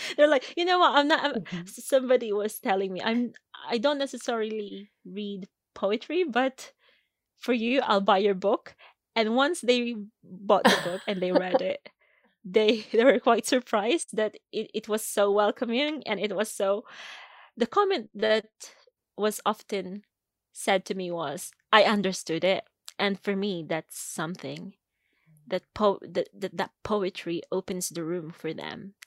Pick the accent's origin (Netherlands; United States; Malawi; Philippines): Philippines; moved away as an adult; now in United Kingdom; I grew up in the Philippines. My formative years were spent in the Philippines. And I came here in the UK